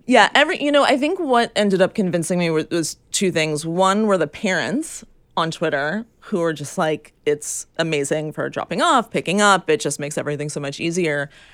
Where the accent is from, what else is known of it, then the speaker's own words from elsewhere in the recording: New York, United States; my experience growing up in New York and taking the subway